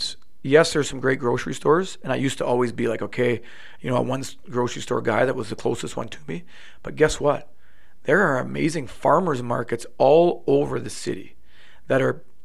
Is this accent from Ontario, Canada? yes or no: yes; Ottawa, Ontario, Canada; moved away as an adult; now in Calgary, Canada; growing up in Ottawa